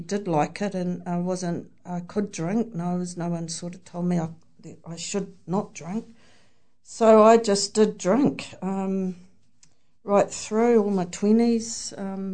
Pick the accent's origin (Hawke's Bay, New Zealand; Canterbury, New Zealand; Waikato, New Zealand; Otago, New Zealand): Waikato, New Zealand; Hamilton; I'm from Hamilton